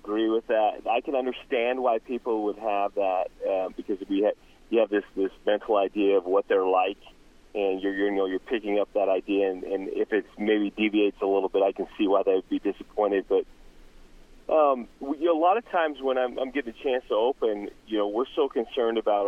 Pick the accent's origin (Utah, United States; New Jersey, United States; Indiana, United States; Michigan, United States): Utah, United States; Roosevelt; also born or lived in Heber City, Utah; So I grew up in Roosevelt, Utah.